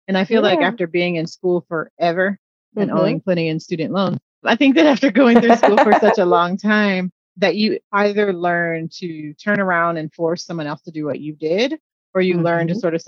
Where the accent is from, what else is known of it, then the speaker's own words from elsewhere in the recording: Midwest, United States; I'm teasing because I'm a Midwesterner too